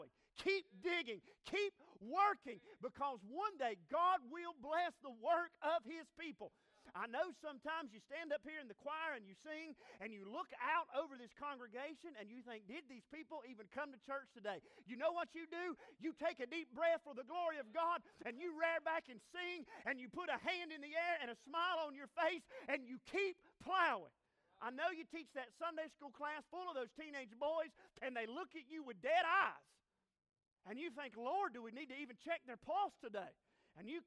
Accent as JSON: {"language": "English", "region": "North Carolina", "country": "United States", "said": "I'm from North Carolina"}